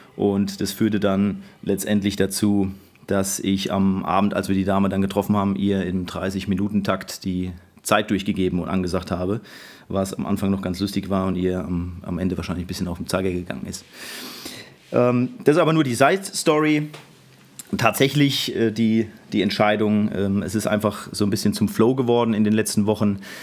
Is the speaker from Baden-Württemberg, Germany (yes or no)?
yes; Mannheim, Baden-Württemberg, Germany; ich bin 79er Jahrgang und gebürtiger Mannheimer